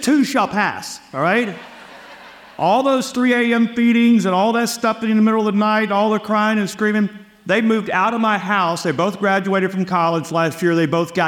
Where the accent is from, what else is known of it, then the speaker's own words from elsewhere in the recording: Louisiana, United States; moved away as an adult; also born or lived in Texas; I was born and raised in Louisiana